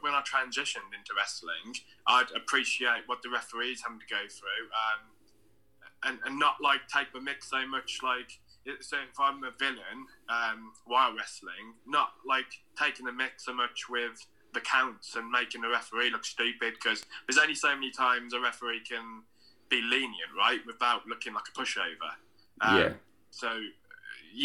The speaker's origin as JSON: {"language": "English", "town": "Redditch", "region": "West Midlands", "country": "United Kingdom", "said": "I'm from Redditch in the West Midlands"}